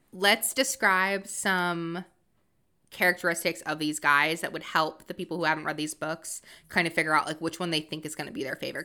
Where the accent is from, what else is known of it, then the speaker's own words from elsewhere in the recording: Massachusetts, United States; also born or lived in Rhode Island; I'm originally from Massachusetts